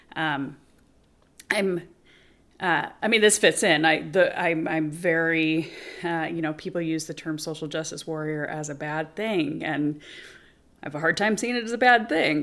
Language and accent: English; Spokane, Washington, United States; I'm from Spokane